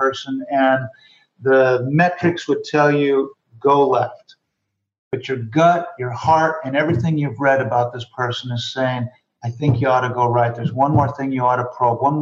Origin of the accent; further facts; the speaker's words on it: Rapid City, South Dakota, United States; moved away; also born or lived in West Coast; I grew up in Rapid City, South Dakota.